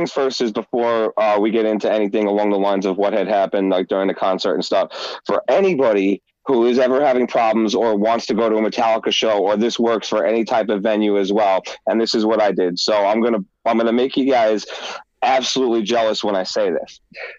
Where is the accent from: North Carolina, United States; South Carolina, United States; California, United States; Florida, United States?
California, United States; San Francisco; as I mentioned, I'm from California, particularly San Francisco.